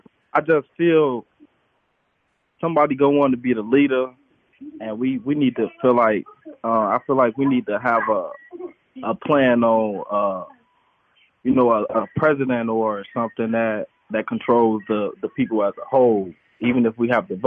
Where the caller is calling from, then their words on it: Madison, Wisconsin, United States; This is …. I'm calling from Madison, Wisconsin.